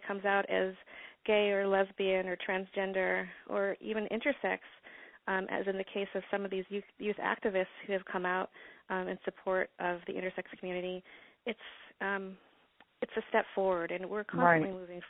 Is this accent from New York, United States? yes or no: yes; upstate New York, United States; I grew up in upstate New York